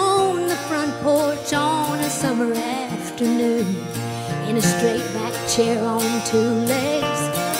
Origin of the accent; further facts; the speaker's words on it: Smoky Mountains, United States; moved away; the Smoky Mountains where I grew up. We had a good life back there in the hills.